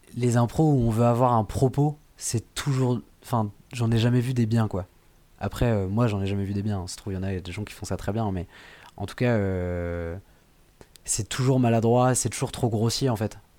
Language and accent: French; Le Poiré-sur-Vie, Pays de la Loire, France; la commune où j'ai grandi quand j'étais petit, c'est au Poiré Survie.